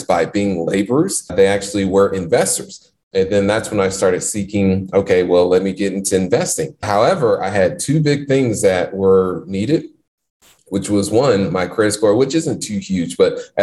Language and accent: English; Indianapolis, Indiana, United States; born and raised in Indianapolis, Indiana, not so good parts of the city where when you tend to drive through the neighborhoods I grew up